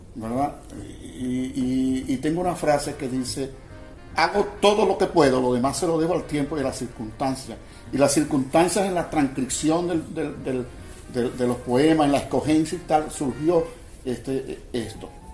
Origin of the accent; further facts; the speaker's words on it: Machiques, Zulia, Venezuela; Yo soy de Machique, toda mi familia es de Machique y yo soy de Machique